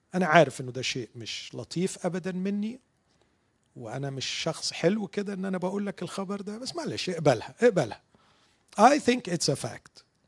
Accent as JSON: {"language": "Arabic", "country": "Egypt", "said": "عندنا في مصر"}